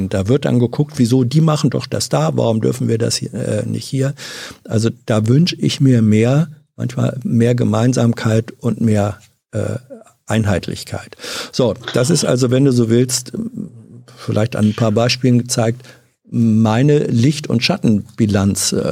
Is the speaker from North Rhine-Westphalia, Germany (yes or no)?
no; Hannover, Lower Saxony, Germany; Also ich bin zwar in Hannover aufgewachsen, ähm, mhm. Manche nennen das ja auch ein niedersächsisches